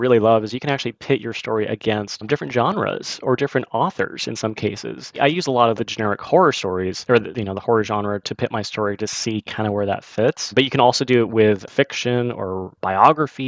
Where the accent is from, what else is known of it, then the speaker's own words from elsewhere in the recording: California, United States; my hometown in California